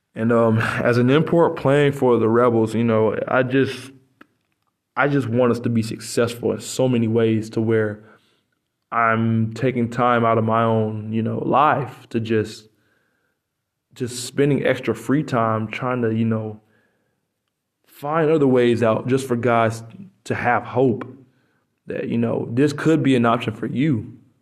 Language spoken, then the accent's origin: English; United States; moved away as an adult; now in Poland; I'm American